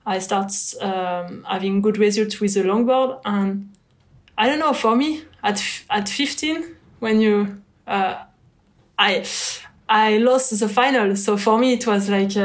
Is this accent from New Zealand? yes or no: no; near Bordeaux, Nouvelle-Aquitaine, France; English is a second language; also born or lived in Lacanau; I was still close to Bordeaux, so I just could surf during weekends and holiday